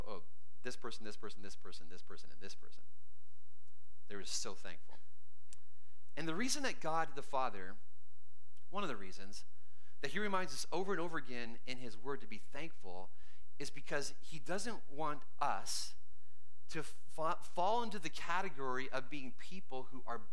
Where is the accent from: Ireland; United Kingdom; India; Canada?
Canada; moved away as an adult; now in United States; And between age 3 and 35, I grew up in Canada